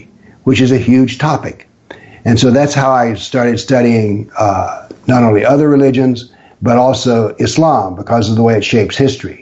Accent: Appalachia, United States; I was raised in extreme poverty and in a very isolated part of the world. I grew up in Appalachia.

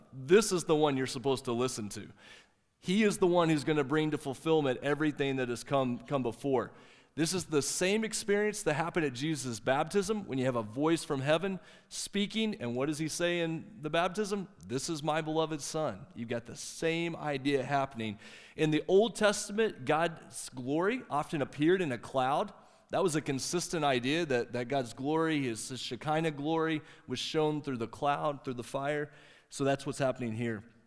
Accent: Okeene, Oklahoma, United States; I was born in Okeene, Oklahoma

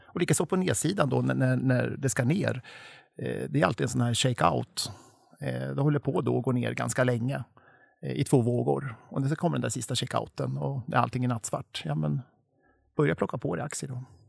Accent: Torshälla, Södermanland, Sweden; i min hemby eller hemstad Torshälla

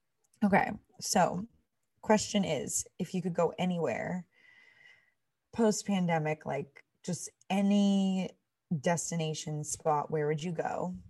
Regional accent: Massachusetts, United States; Everyone, I mean, we grew up in the North Shore.

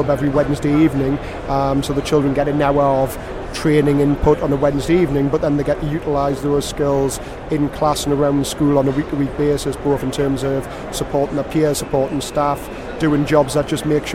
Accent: Newcastle upon Tyne, North East England, United Kingdom; accent: Newcastle; now in Gateshead, United Kingdom; I was born in Newcastle. I do live in Gateshead now, but I was born in Newcastle

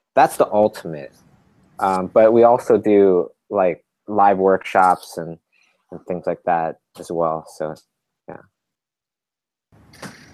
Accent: Canada; we're from Canada

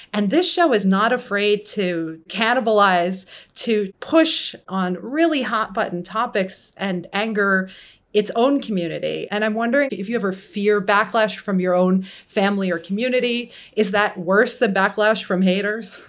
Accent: United States; also born or lived in New York; I'm Iranian American of Muslim descent, but grew up in the U S

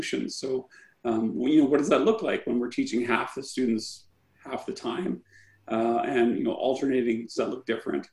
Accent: Saskatchewan, Canada; I'm from Saskatchewan, so I'm an outsider.

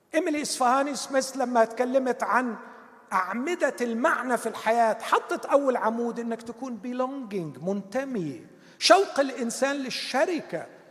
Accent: Egypt; بتاعتنا كمصريين

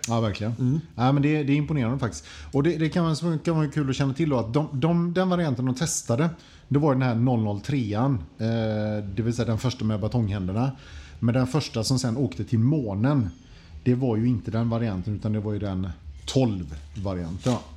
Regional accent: Sweden; som svensk

